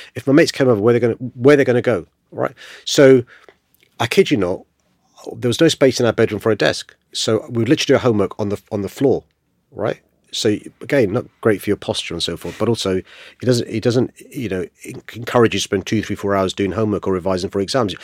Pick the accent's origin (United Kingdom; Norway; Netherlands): United Kingdom; London; I was born in Saint George's Hospital in Tooting, uh, raised in a council estate up the road in Aylesfield